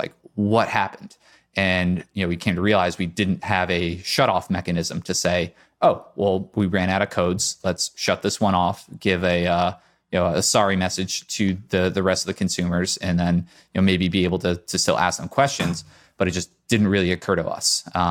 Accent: Connecticut, United States; now in Boston, United States; So I grew up in Connecticut.

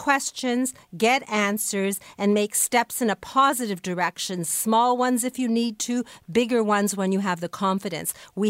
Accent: Canada; we're Canadian

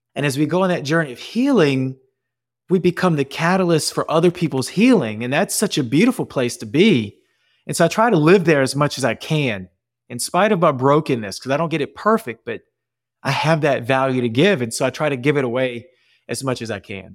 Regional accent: New Orleans, Louisiana, United States; accent: Cajun; I'm born and raised in New Orleans, so I got that Cajun coming out.

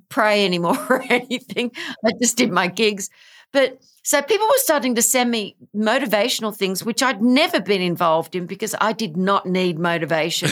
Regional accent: Australia; I am from Australia.

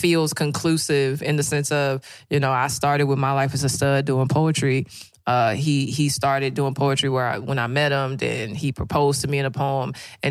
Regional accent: St. Louis, Missouri, United States; accent: St. Louis; the ethnic parts of my accent have had to go because people don't understand us. If I talk like St. Louis people, y'all don't understand me.

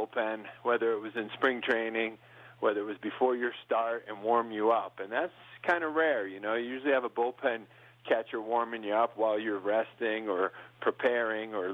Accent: New York, United States; now in Montana, United States; I grew up in New York

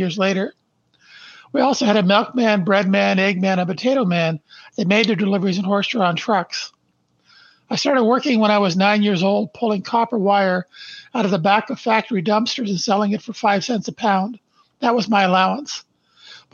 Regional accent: Brantford, Ontario, Canada; I was born in Brantford, Ontario, Canada, on December 1st, 1953. Our family lived in a small two-bedroom post-World War II bungalow where my mom and dad raised three boys

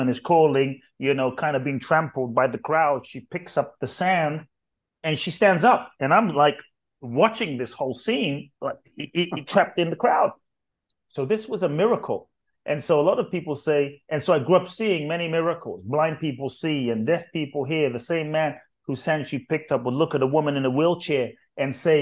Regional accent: London, United Kingdom; moved away as an adult; also born or lived in Ghana; now in United States; I grew up in London, grew up in the UK, and lived in the US for 20 some years now

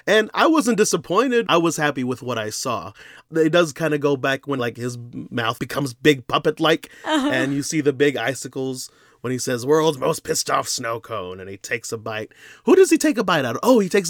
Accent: Texas, United States; We grew up in Texas.

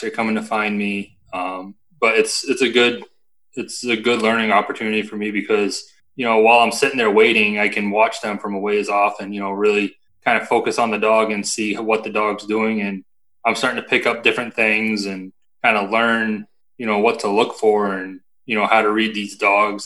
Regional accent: Lakes Region, near Lake Winnipesaukee, New Hampshire, United States; I grew up in Lakes Region, um, right next to Lake Winnipesaukee

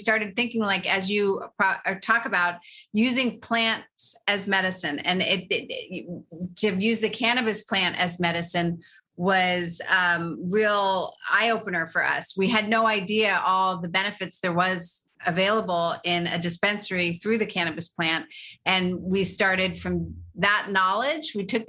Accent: Los Angeles, California, United States; I grew up in Los Angeles in California.

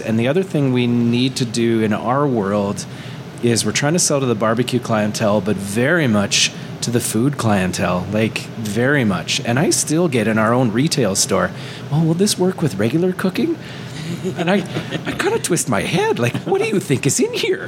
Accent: Canada; we're Canadian and we're local

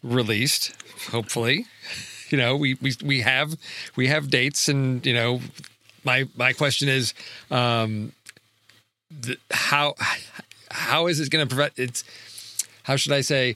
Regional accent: Chicago, Illinois, United States; growing up in Chicago in the 80s

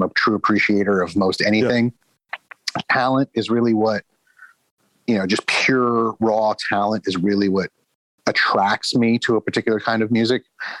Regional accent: Houston, Texas, United States; also born or lived in New Orleans / Los Angeles / New York / Boise; I am from all over the place, but I grew up in Houston, Texas, lived in New Orleans, Los Angeles, New York, Boise, Idaho, Baltimore. So I'm all over the place.

